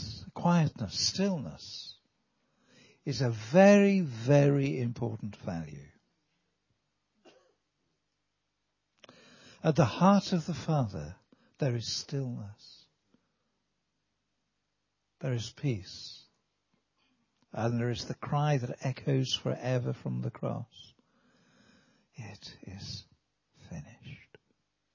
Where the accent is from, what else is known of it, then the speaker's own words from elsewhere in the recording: Wales, United Kingdom; we're from Wales